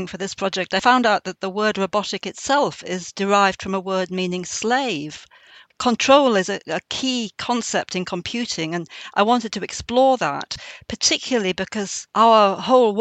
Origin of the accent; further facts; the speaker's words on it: Northumberland, North East England, United Kingdom; I'm a poet from Northumberland